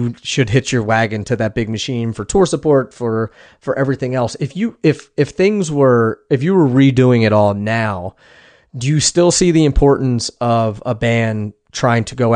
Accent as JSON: {"language": "English", "town": "Philadelphia", "region": "Pennsylvania", "country": "United States", "moved": "yes", "said": "I'm originally from Philly"}